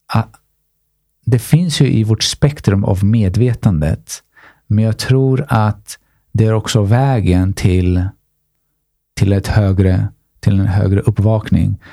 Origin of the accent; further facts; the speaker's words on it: Stockholm, Stockholm County, Sweden; Jag är från Tensta, Rinkeby